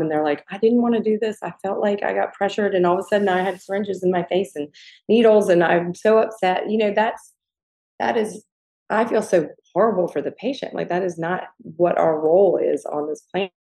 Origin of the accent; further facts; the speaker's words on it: the South, United States; Gigi and I both growing up in the South